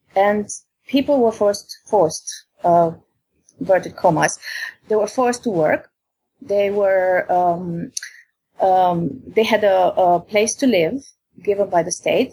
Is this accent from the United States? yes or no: no; Romania; now in England; in my country, I'm from Romania